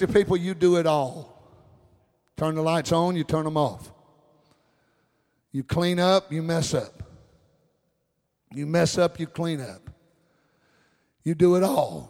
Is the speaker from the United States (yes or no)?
yes; United States; I'm an American